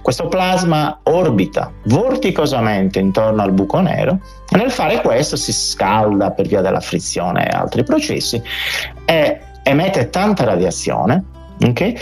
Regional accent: Orune, Sardinia, Italy; io sono cresciuto ad Orune, quindi in pienissima Barbagia

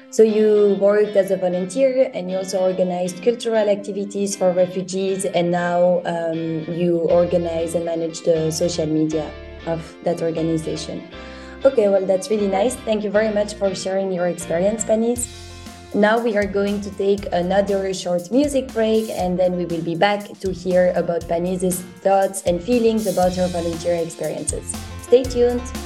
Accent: Belgium; I'm from Belgium

